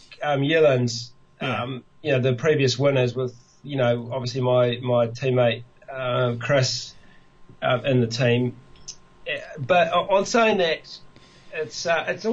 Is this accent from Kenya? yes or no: no; Tasman, New Zealand; Tasman because that's my hometown